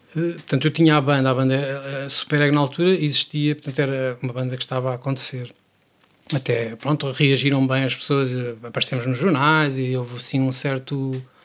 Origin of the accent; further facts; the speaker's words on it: Praia da Barra, Aveiro District, Portugal; Barra é de onde eu sou